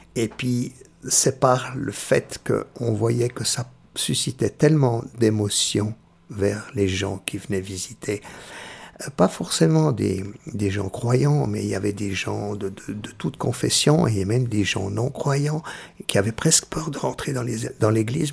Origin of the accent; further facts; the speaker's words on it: Switzerland; also born or lived in Perugia, Italy; je suis né euh, à Pérouse, c'est-à-dire tout près d'Assise, la, la, région de Saint-François d'Assise. Et euh, je suis venu tout suite tout de suite en Suisse, j'avais six mois. Et puis euh, j'ai été élevé